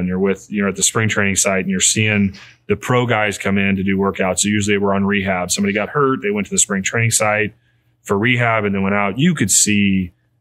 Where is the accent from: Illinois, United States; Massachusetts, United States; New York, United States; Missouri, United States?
Illinois, United States; Godfrey; moved away as an adult; also born or lived in Texas / Ohio; Born and raised here in the Riverbend, born and raised in Godfrey, Illinois